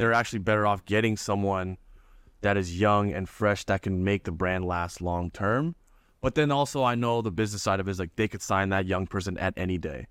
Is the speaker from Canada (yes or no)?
yes; Toronto, Ontario, Canada; I'm from Toronto